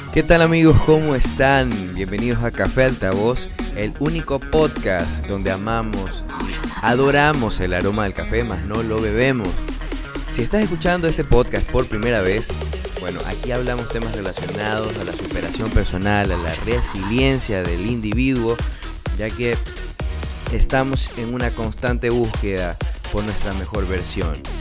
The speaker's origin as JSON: {"language": "Spanish", "area": "coast of Ecuador", "region": "Manabí", "country": "Ecuador", "said": "yo soy de Ecuador, soy de la costa de Ecuador, específicamente de Manabí."}